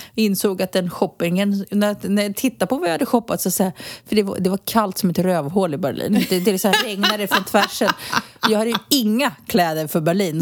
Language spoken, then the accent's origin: Swedish; Sweden; moved away as an adult; now in Spain; jag är svensk medborgare fortsatt. Jag har min familj kvar.